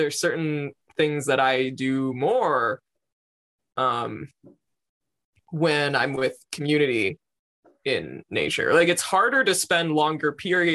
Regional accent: New York, United States; growing up in New York, which is an incredibly densely populated place

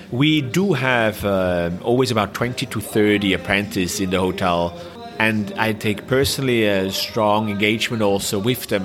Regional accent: Switzerland; English is a second language; moved away as an adult; also born or lived in Shanghai, China / Korea / Thailand; I was from Switzerland.

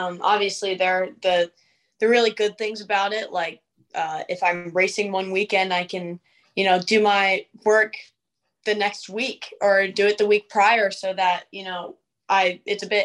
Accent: Gettysburg, Pennsylvania, United States; I've always gone to school in Gettysburg and like the Gettysburg area school district

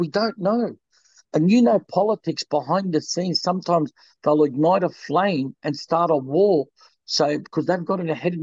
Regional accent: Australia; also born or lived in Lebanon; I'm an Australian and I feel for my Australian people over there

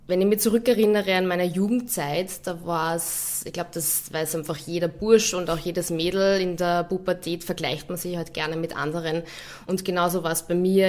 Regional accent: Linz, Upper Austria, Austria; moved away as an adult; also born or lived in Hamburg / Munich; now in Vienna, Austria; ich bin von Linz nach, nach Wien gezogen

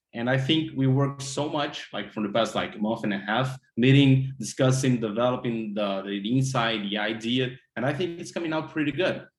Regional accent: Brazil; moved away as an adult; now in Miami, United States; I had to went back to my home country brazil

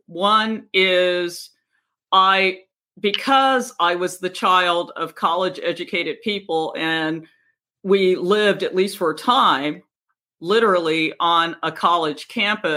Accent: Virginia, United States; also born or lived in Washington, D.C.; as a little kid, we moved from Washington, D.C. to segregated Virginia

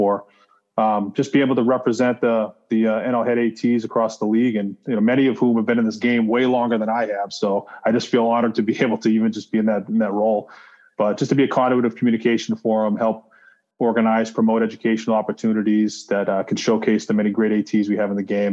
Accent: Saugus, Massachusetts, United States; moved away; I grew up in Saugus, Massachusetts, which is close to the city, just north of it

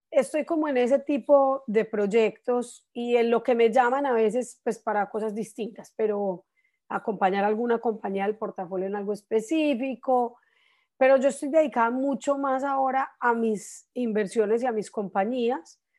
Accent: Colombia; now in United States; yo llegué a Estados Unidos de Colombia en un momento muy especial acá.

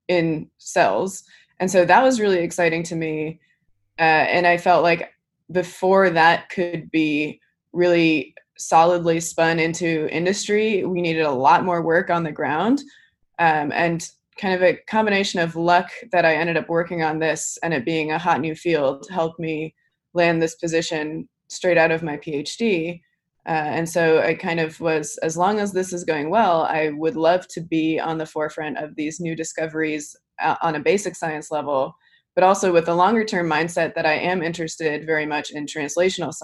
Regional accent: California, United States; English is a second language; also born or lived in Netherlands; I was born in the Netherlands, and when I was 7, my family moved to California

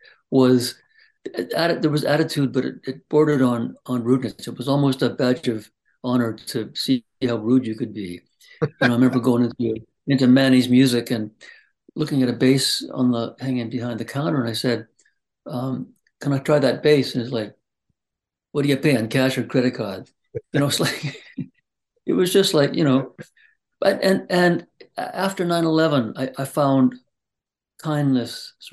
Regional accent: Vancouver, British Columbia, Canada; also born or lived in Chilliwack, British Columbia; Grew up on the West Coast. In and around Vancouver

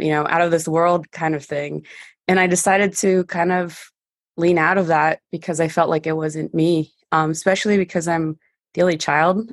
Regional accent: San Diego, California, United States; first language Spanish; English is a second language; I used to play baseball growing up, so I was the only girl playing baseball here at the North Park Little League. I also went into J V and varsity at San Diego High School.

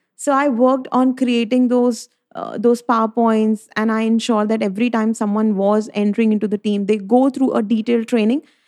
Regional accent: Delhi, India; I'm from Delhi, uh, from a Punjabi family

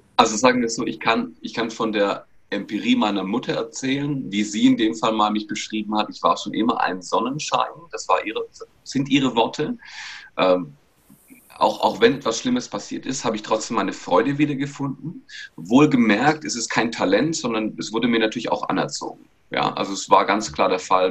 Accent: Bietigheim-Bissingen, Baden-Württemberg, Germany; generell bin ich aus Bietigheim-Bissingen, also Stuttgarter Region, da bin ich geboren worden

